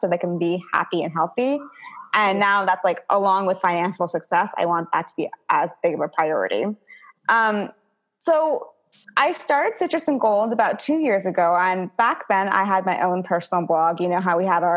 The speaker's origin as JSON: {"language": "English", "country": "United States", "said": "me being an Indian American"}